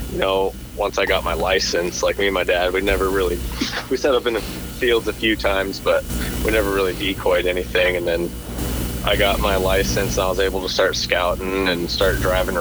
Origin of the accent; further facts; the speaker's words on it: Washington, United States; I went to Washington State University